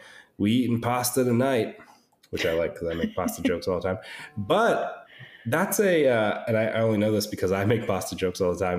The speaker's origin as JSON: {"language": "English", "country": "United States", "said": "I'm Italian American"}